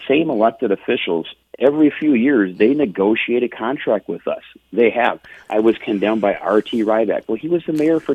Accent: St. Paul, Minnesota, United States; East side of St. Paul

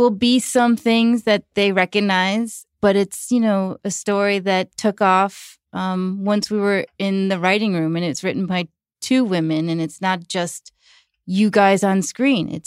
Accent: New York, United States; how our friends, you know, dealt with divorce and growing up in New York.

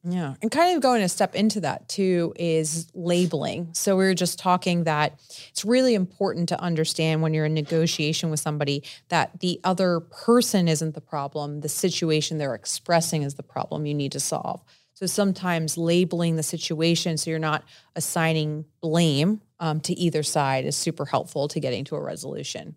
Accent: New Jersey, United States; I'm from Jersey, I'm Italian

